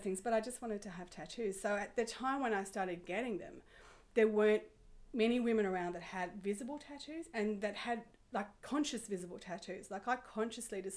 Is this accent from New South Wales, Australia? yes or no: yes; Sydney, New South Wales, Australia; I grew up in Sydney